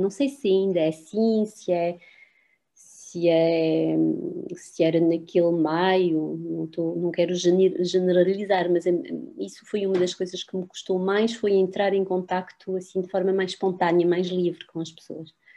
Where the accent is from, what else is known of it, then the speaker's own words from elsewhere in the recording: France; moved away as an adult; quando vivi em França, e vivi em França até aos, até aos 25 anos, considerava-me como francesa